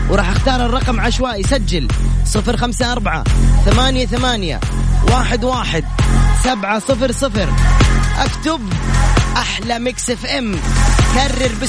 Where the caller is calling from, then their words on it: Riyadh, Riyadh Province, Saudi Arabia; من الرياض